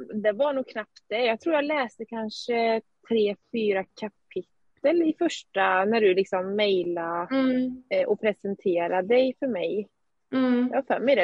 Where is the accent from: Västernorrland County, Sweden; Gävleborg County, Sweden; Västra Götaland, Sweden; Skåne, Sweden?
Västra Götaland, Sweden; Skövde; now in Eskilstuna, Sweden; Vi bor just nu i Eskilstuna men jag kommer från Skövde ursprungligen